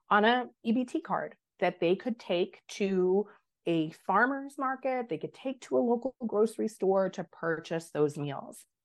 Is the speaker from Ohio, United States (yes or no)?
no; New York, United States; But I have a duty as a New Yorker um, and as an advocate for these programs to continue to raise our voice.